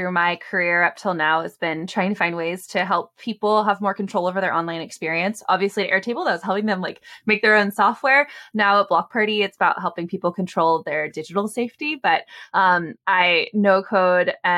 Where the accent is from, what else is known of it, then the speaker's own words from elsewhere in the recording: Bay Area, California, United States; I'm from the Bay Area. I sort of grew up in the broader tech sphere, and I wanted to be able to like someday be able to afford to live here again.